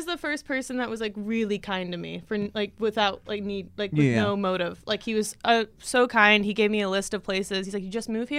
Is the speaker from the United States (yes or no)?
yes; Indiana, United States; moved away as an adult; also born or lived in Illinois / Orlando, Florida; I grew up in Indiana, started college in Illinois, spiraled out a little bit, moved to Orlando, worked at Disney World for a little bit. Got my life together, and then I applied to colleges out here, and then once I got into a film program, I moved out here.